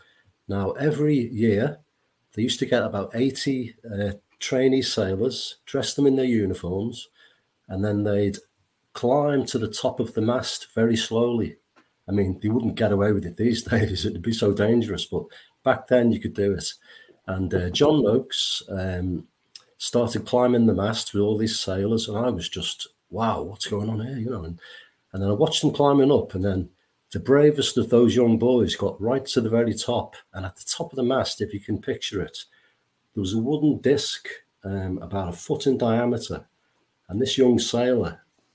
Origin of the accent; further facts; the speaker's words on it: Wallasey, North West England, United Kingdom; If I go right back to as a 10-year-old child here in Wallasey, I was born in Wallasey.